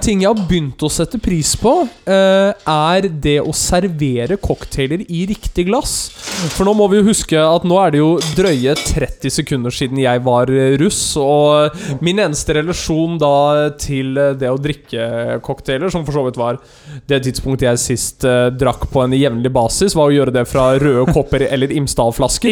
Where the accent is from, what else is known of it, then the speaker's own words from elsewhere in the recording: Løten, Innlandet, Norway; jeg er fra Løten